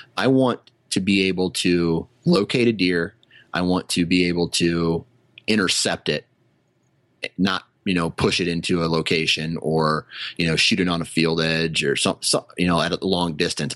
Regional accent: Iowa, United States; I was born in Iowa and this is where I happen to live

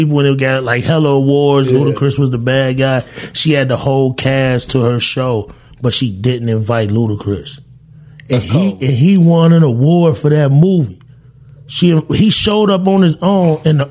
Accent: California, United States; I'm really from Cali

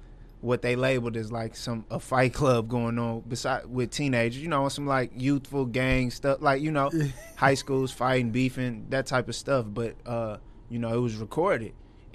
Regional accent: Arlington, Texas, United States; born and raised in Arlington.

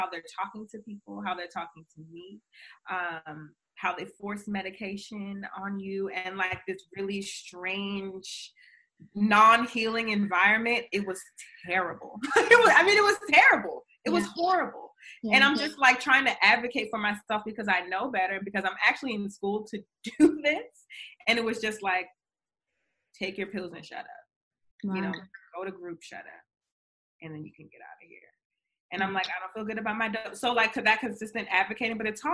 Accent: Baltimore, Maryland, United States; I'm from Baltimore, Maryland.

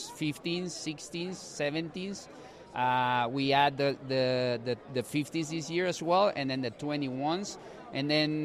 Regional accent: Guatemala; moved away as an adult; also born or lived in Colorado, United States; now in St. Louis, United States; I'm originally from Guatemala. I've been in the States for 10 years, 5 years established in San Luis

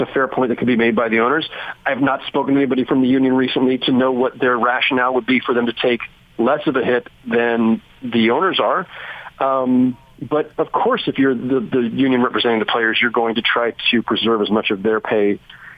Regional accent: California, United States; moved away as an adult; now in New York, United States; I'm from California originally, but I've been here 16 years now.

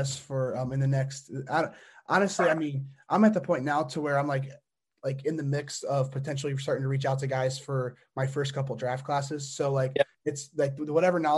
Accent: Indiana, United States; I'm from Indiana

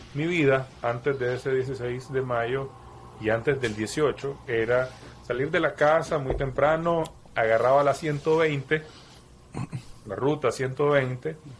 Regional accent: Nicaragua; siendo nicaragüense

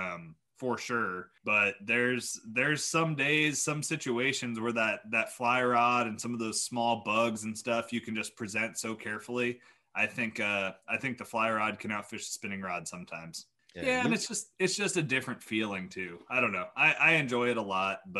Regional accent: Kansas, United States; moved away as an adult; also born or lived in Iowa; now in New York, United States; I grew up in Kansas.

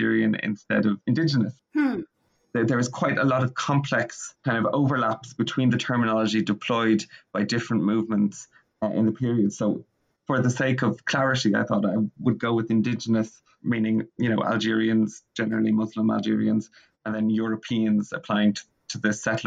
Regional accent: Ireland; also born or lived in Florence, Italy / Bristol, England; as you can probably tell from my accent and my name, I'm from Ireland

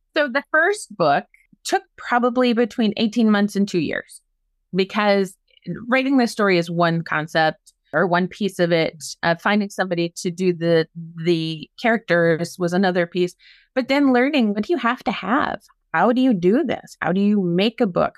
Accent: Maynard, Minnesota, United States; My hometown is Maynard, Minnesota

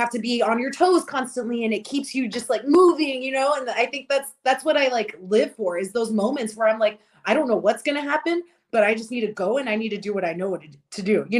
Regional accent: Hidalgo, Texas, United States; moved away; Hidalgo, Texas, my hometown. Down on the border in McAllen.

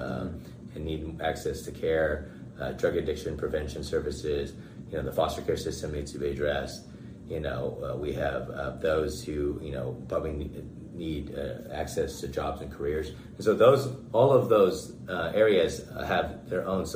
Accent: Bakersfield, California, United States; This is the place that I was born and raised

